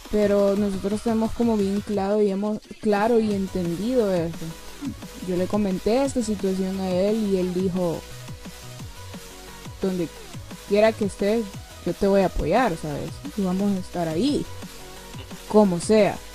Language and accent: Spanish; San Salvador, El Salvador; Nosotros somos de la capital, eso nunca se lo habíamos, yo nunca lo había dicho, yo soy de la capital y él también.